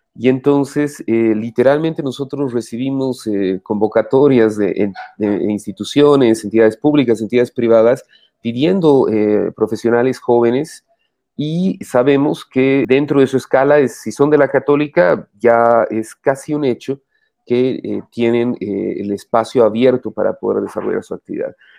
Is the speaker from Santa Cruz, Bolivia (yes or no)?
no; Cochabamba, Bolivia; soy cochabambino, estudié en el Colegio Loyola